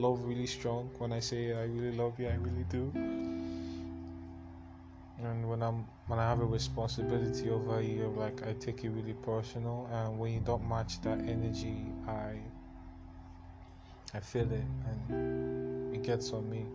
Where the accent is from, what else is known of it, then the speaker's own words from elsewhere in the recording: Enugu State, Nigeria; also born or lived in Imo State; I'm from Imo State to be precise. But I was born and I grew up in Enugu State, the East. So I'm Igbo.